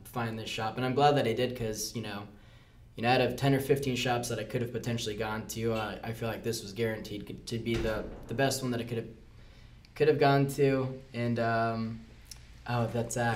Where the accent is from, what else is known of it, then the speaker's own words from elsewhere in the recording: Key Largo, Florida, United States; moved away as an adult; now in Orlando, United States; where I grew up, uh, that wasn't uh, too common of a thing. Um, I'm from the Florida Keys